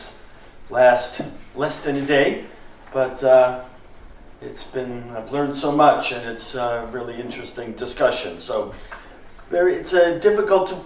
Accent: United States; I'm from the United States

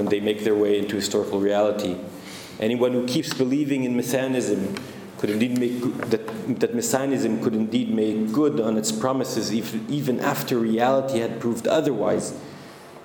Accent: Israel; When I was a school child growing up in Israel

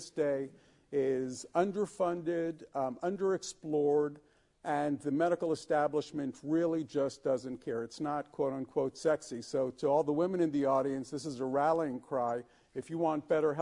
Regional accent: United States; as an American

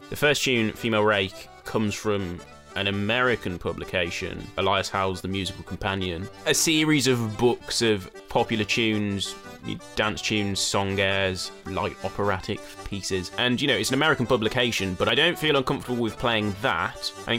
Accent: England, United Kingdom; I'm an English folk musician and singer.

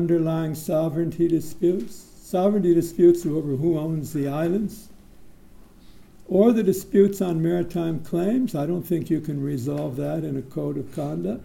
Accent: United States; now in Singapore; I'm not an American anymore. I've been a Singaporean about 9 or 10 years

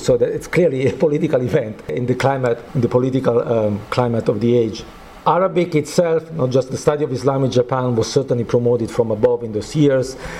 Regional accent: Naples, Campania, Italy; I'm coming from Naples, uh, Italy

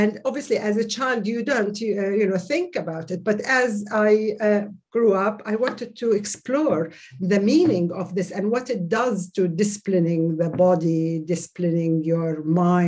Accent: Saudi Arabia; moved away; As I grew up in Saudi Arabia, I was introduced and indoctrinated in the official religious curriculum

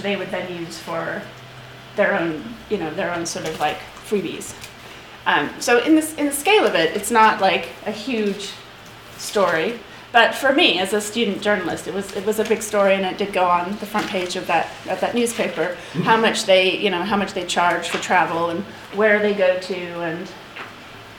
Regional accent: United States; moved away; I have British parents, but I grew up in America

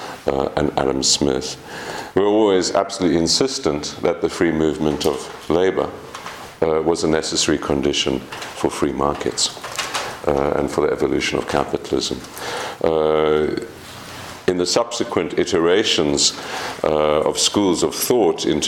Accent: South Africa; as a South African, of course, migration is absolutely central

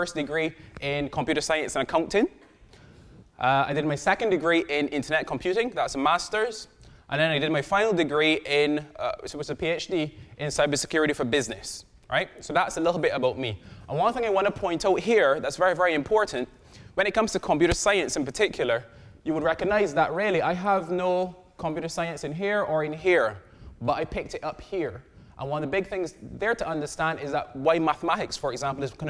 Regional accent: Barbados; I am from Barbados

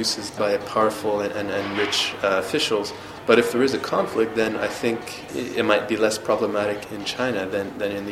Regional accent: Canada; I'm from Canada, where there's restrictions against hate speech.

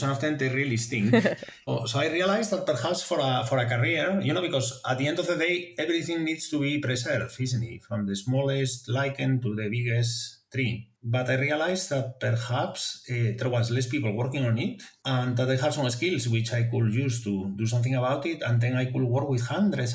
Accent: Asturias, Spain; English is a second language; moved away; I come from Asturias, which is in the north coast of Spain

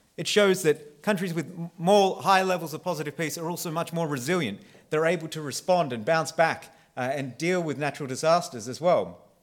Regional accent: Australia; I am Australian

